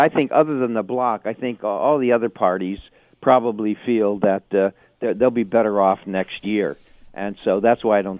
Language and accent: English; Ontario, Canada; You know, I'm from Ontario, but I but I'm gonna I'm gonna fight hard for things that are important out west.